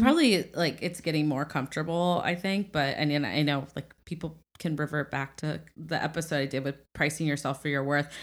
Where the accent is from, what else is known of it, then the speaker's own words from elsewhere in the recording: Midwest, United States; I'm from the Midwest